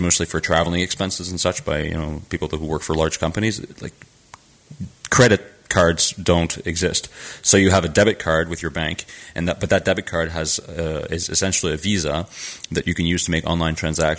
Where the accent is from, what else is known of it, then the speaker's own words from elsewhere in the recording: Canada; moved away as an adult; now in France; I'm from Canada. I had 3 credit cards when I was 20.